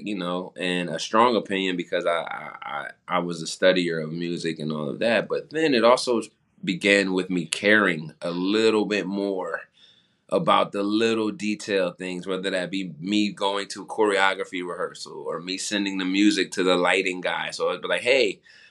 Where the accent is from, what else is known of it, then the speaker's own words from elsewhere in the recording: New Jersey, United States; moved away as an adult; also born or lived in Philadelphia, Pennsylvania; growing up in Jersey, I played music all through school